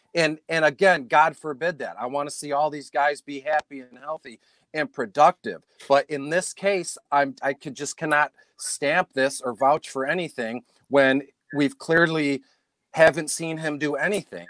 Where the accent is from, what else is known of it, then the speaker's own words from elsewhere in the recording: Detroit, Michigan, United States; I'm from Detroit